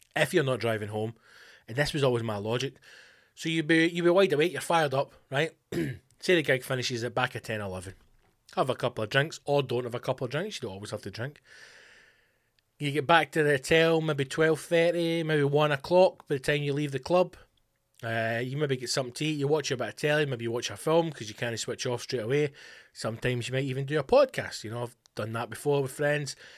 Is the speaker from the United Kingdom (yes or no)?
yes; West Coast of Scotland, United Kingdom; Being from the West Coast or being Scottish, indeed. It's just the way we speak